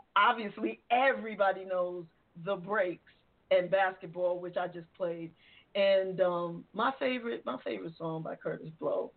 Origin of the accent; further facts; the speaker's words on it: New York City, New York, United States; I'm from the Bronx. I'm from the Boogie Down